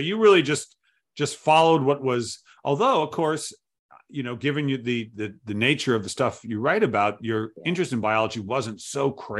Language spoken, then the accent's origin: English; Providence, Rhode Island, United States; moved away; I grew up in Providence.